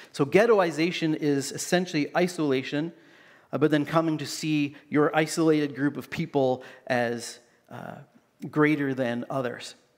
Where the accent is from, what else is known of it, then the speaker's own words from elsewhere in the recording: Canada; growing up in Canada